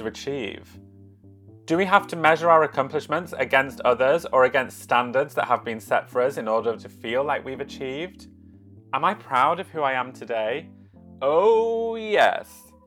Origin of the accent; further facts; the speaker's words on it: Yorkshire and the Humber, United Kingdom; now in London, United Kingdom; I live in London, although originally I'm from Yorkshire.